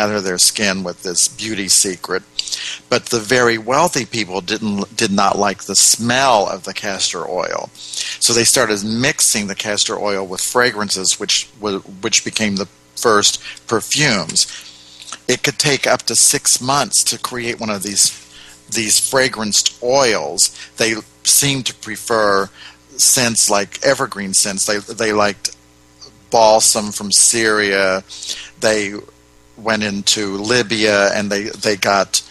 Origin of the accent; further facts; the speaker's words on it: United States; being an American